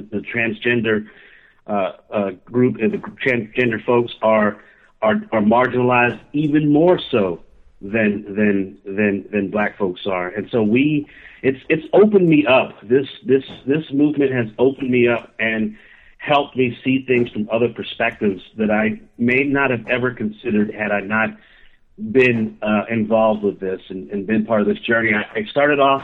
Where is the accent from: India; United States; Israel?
United States; Key West, Florida; moved away as an adult; also born or lived in Georgia; I grew up in Key West, Florida, a very diverse, very open community